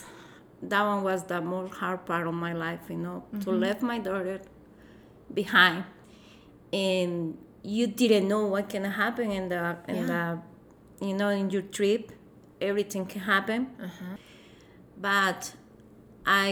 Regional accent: Tegucigalpa, Francisco Morazán, Honduras; English is a second language; moved away as an adult; now in United States; I grew up in Tegucigalpa

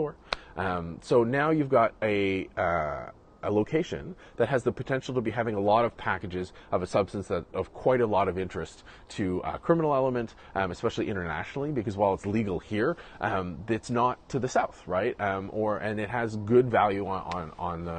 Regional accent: Canada; I'm Canadian

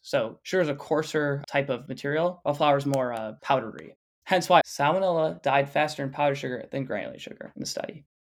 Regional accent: Flushing, Michigan, United States; near my hometown of Flushing, Michigan

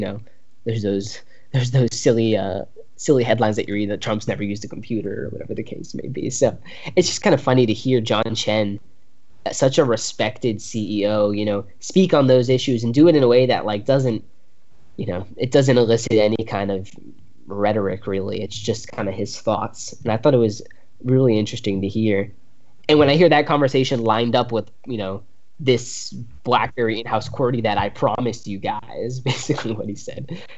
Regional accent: United States; as an American

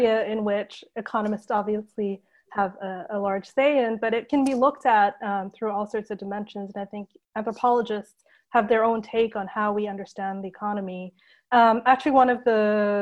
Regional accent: Japan; also born or lived in India / United States; now in London, United Kingdom; I grew up in Japan, actually. So I was born in India, where I lived until I was three. Then my family moved to Japan. And I spent the rest of my childhood there

